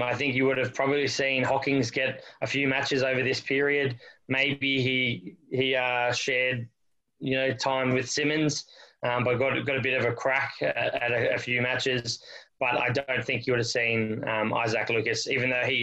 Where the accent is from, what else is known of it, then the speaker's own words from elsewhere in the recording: Australia; being an Aussie